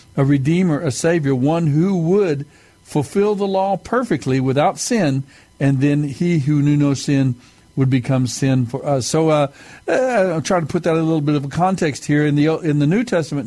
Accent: United States; my being Native American, my being Mescalero Apache

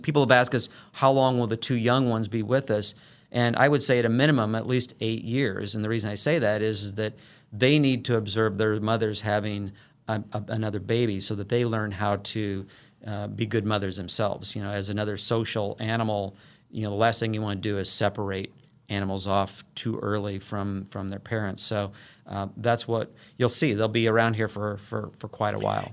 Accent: Illinois, United States; moved away as an adult; also born or lived in St. Louis, Missouri; now in Wichita, United States; I'm a native of the Saint Louis metro region. I grew up on the Illinois side of the, of the Mississippi River there

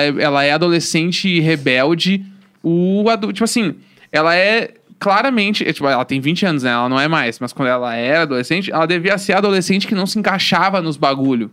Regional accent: Rio Grande do Sul, Brazil; eu sou o gaúcho certo pra entrar no BBB

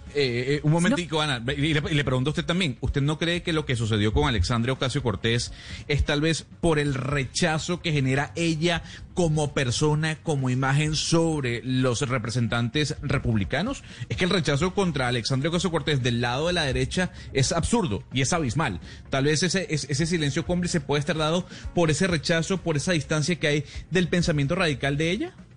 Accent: Venezuela; como venezolano

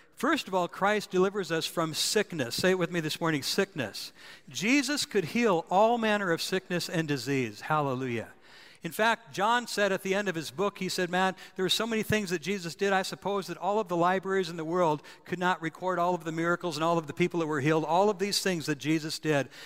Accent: North Dakota, United States; I was a kid uh, growing up in North Dakota

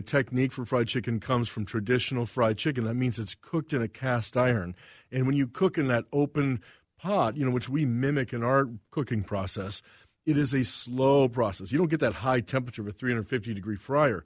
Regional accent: the Carolinas, United States; also born or lived in Saint Paul, Minnesota / Missouri; now in Minnesota, United States; moved to the Carolinas when I was five and grew up on the East Coast, uh, North Carolina, South Carolina.

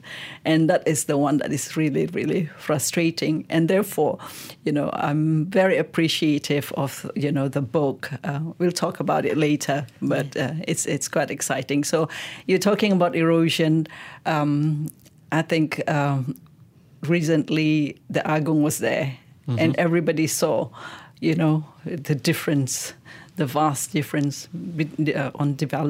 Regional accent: Sabah, Malaysia; Sabahans and Sarawakians, and somebody asks us like, oh, where are you from? We're from Sabah.

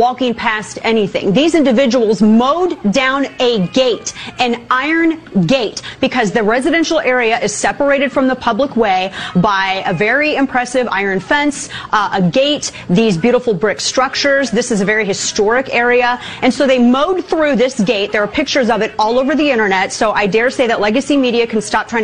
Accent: St. Louis, Missouri, United States; St. Louis is my hometown

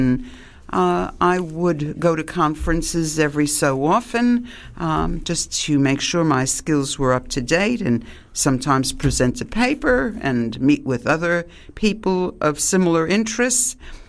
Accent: Long Beach, New York, United States; moved away as an adult; also born or lived in Manhattan, New York; now in Australia; I went to West School and then Lido Beach Junior High and then Long Beach High School. And that's where I grew up. I arrived in Long Beach when I was a year old. I was born in Manhattan, and that was as a consequence of my parents coming from Austro-Hungary

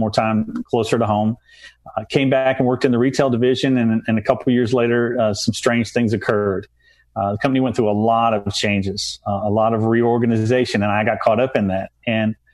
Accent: Tennessee, United States; moved away; I'm a Tennessee boy

